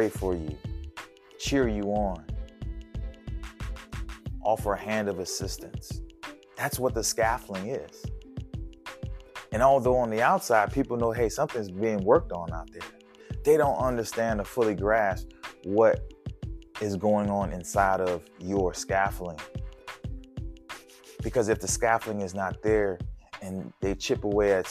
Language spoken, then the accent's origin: English; New Orleans, Louisiana, United States; my hometown of New Orleans